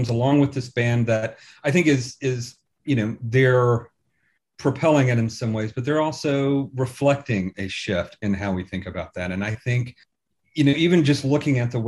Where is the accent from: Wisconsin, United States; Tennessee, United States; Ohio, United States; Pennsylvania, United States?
Tennessee, United States; now in Birmingham, United Kingdom; I was born and raised in Tennessee and have family in Alabama.